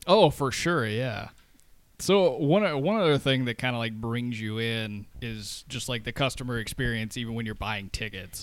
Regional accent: the South, United States; moved away; I grew up in the South

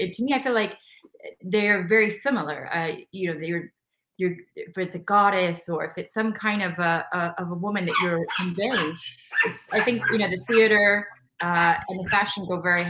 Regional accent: Nebraska, United States; moved away as an adult; also born or lived in Malibu, California / New York; So I come from Nebraska

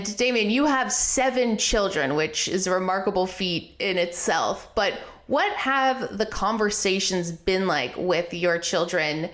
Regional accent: Canada; now in United States; I'm Canadian. I'm not a citizen of the United States

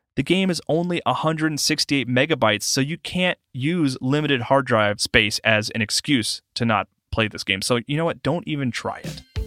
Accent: South Carolina, United States; my home state, South Carolina

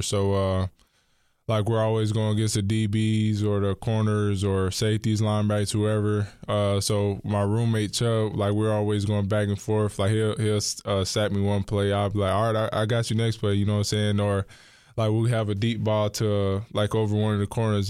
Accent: Charlotte, North Carolina, United States; also born or lived in Monroe, North Carolina; when I was in third grade, I moved to Charlotte. So I stayed in Charlotte for the rest of my life

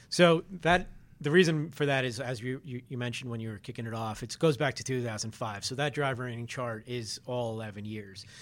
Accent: New York City, New York, United States; I grew up in Queens, New York

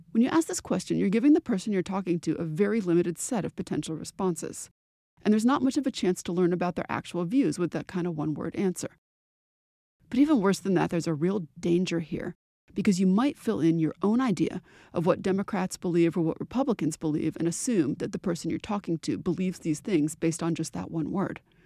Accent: New England, United States; the accent that I grew up with in New England

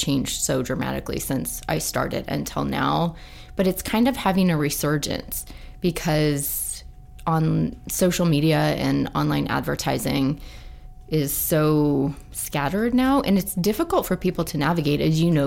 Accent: Idaho, United States; moved away; also born or lived in California / Seattle; born at St. Luke's

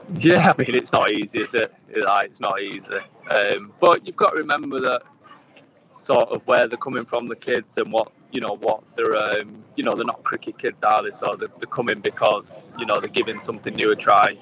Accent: England, United Kingdom; English kids

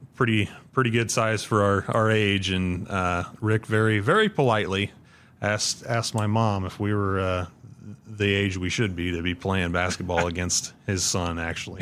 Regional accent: Ashland, Nebraska, United States; I grew up on the, the northwest corner of Ashland, just, uh, just outside of town

